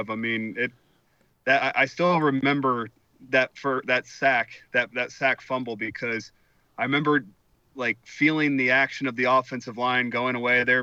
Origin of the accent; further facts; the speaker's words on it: Midwest, United States; especially watching Big Ten football growing up in Big Ten country.